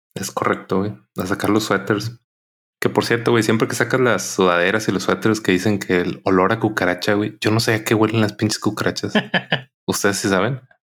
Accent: Monterrey, Nuevo León, Mexico; los que somos de Monterrey

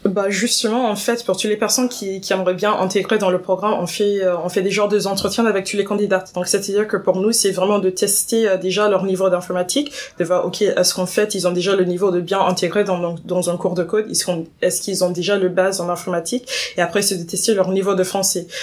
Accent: Washington, District of Columbia, United States; French is a second language; moved away as an adult; now in Paris, France; j'ai grandi à Washington, D.C.

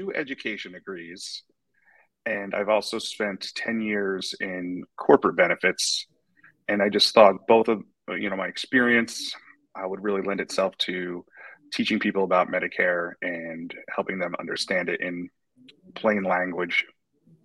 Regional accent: North Cape May, New Jersey, United States; moved away as an adult; also born or lived in Finger Lakes, New York; now in Pottstown area, Pennsylvania, United States; I originally grew up in, I'm from North Cape May, New Jersey

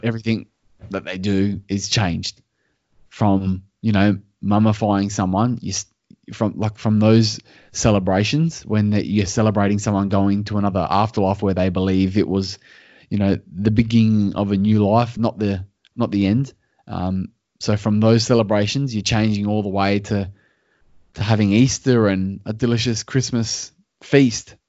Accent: Australia

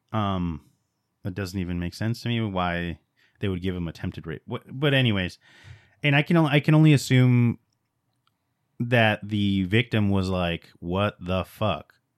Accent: Los Angeles, California, United States; I was born in East L

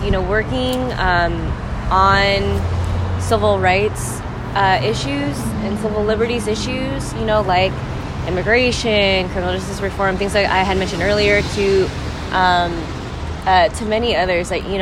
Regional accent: Philippines; thinking about like my identity as a Filipina.

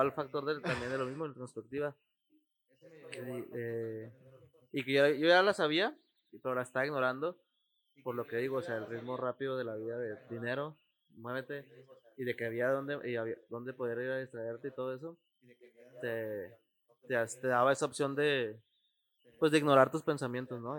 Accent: Ciudad Juárez, Chihuahua, Mexico; los que somos de aquí, de Ciudad Juárez

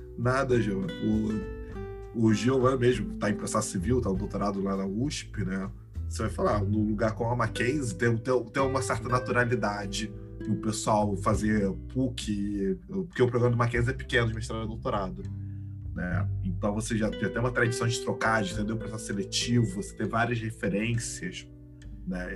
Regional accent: Florianópolis, Santa Catarina, Brazil; also born or lived in Rio Grande, Rio Grande do Sul; Eu tenho sorte de ser um gaúcho que cresceu em São Catarina

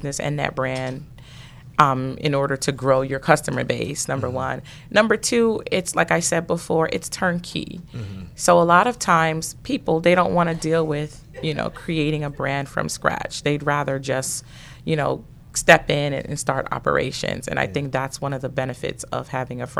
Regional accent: New York City, New York, United States; moved away; also born or lived in Atlanta; I grew up in Brooklyn, New York.

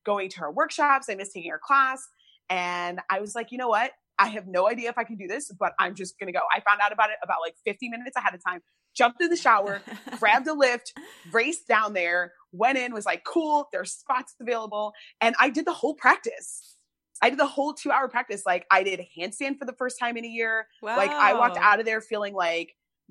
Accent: United States; also born or lived in Chicago; being an American

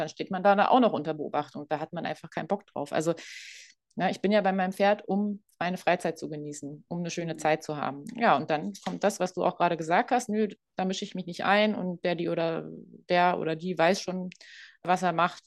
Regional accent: Berlin, Germany; moved away; ich komme ursprünglich aus Berlin

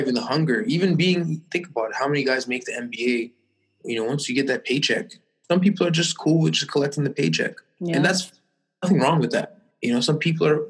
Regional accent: Toronto, Ontario, Canada; growing up in Toronto

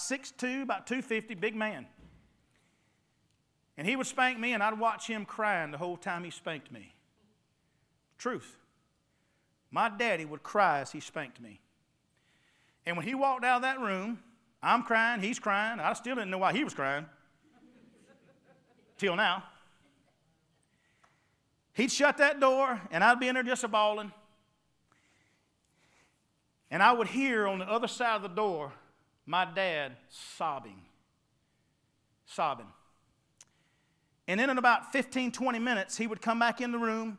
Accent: Ware Shoals, South Carolina, United States; also born or lived in Jacksonville, North Carolina; Grew up in Wareshoals area

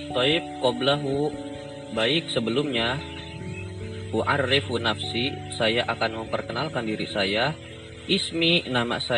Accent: Tangerang, Banten, Indonesia; Anak Min Tanggerang, saya berasal dari Tanggerang.

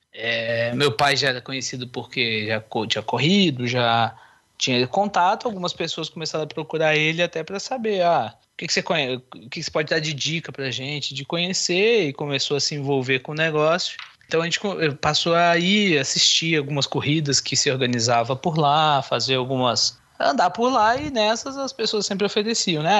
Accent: Barbacena, Minas Gerais, Brazil; Eu sou lá de Barbacena, interior de Minas

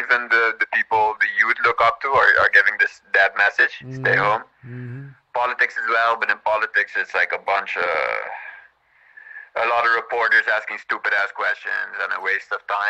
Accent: Curaçao; Curaçao, friend of Bijan.

